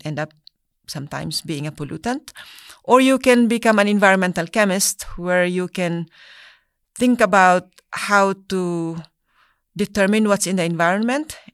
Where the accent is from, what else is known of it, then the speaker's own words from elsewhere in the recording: Philippines; now in United States; I was born in the Philippines. I was raised in a very small village.